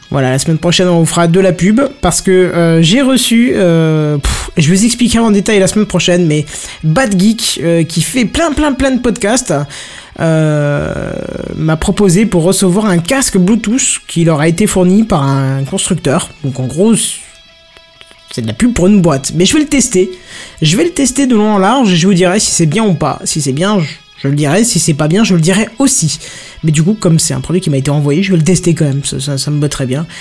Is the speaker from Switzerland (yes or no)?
no; France; on est français